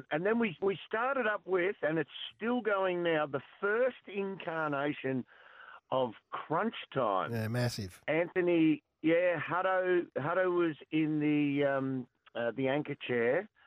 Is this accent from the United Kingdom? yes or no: no; Lara, Victoria, Australia; Oh, I'm lucky. I'm from Lara, so